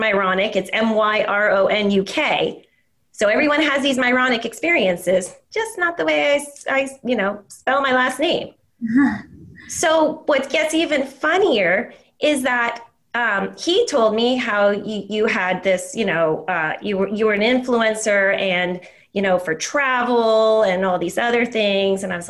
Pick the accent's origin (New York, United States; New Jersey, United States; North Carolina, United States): New Jersey, United States; now in San Jose, United States; an area code that was my area code growing up in New Jersey